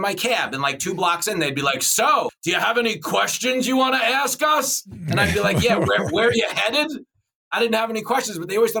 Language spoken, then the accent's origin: English; Levittown, New York, United States; But yes, I grew up in Levittown. I started driving a cab and doing stand-up.